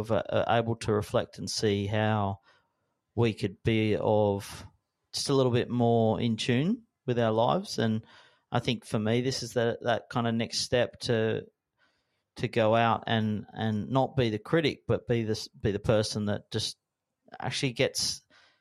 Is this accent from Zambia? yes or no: no; Sydney, New South Wales, Australia; as a young guy growing up in the Northern Beaches